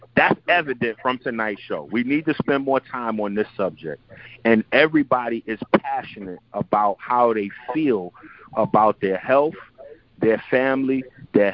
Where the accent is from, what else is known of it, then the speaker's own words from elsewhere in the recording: New York City, New York, United States; I'm Haitian. I'm from the Bronx